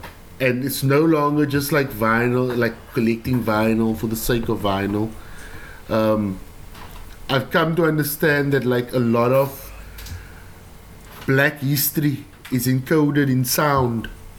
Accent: Delft, South Holland, Netherlands; English is a second language; Growing up in Delft, we didn't have like a CD player when like CD players came out.

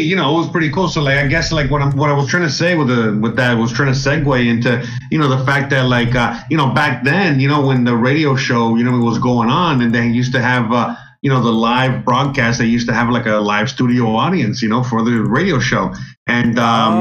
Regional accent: Miami, Florida, United States; I grew up in Miami

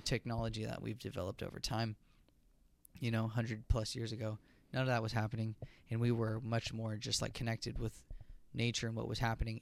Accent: Virginia, United States; growing up in Virginia

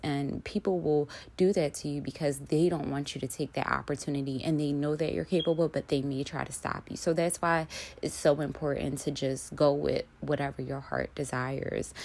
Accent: Philadelphia, Pennsylvania, United States; I grew up in Philly all of my life

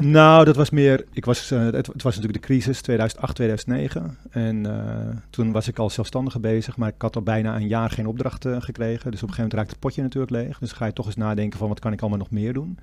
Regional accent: Castricum, North Holland, Netherlands; moved away as an adult; now in Amsterdam, Netherlands; ik kom uit Castricum. Dus dat is maar een half uurtje van eh, Alkmaar af. Vroeger, toen ik klein was, eh, gingen wij ook elke zaterdag even naar Alkmaar toe

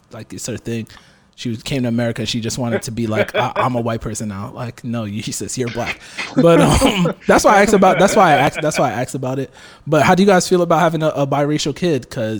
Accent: Ghana; But I mean, like, I'm Ghanaian, so it'd be dope.

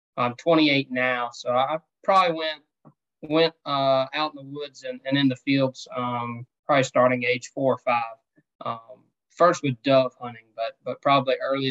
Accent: Colleton County, South Carolina, United States; now in Georgia, United States; Originally from Colleton County, South Carolina

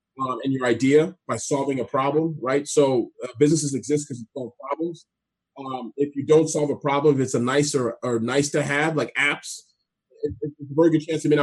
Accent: Canada; moved away; also born or lived in D.C. area; I speak French a little bit too, being Canadian

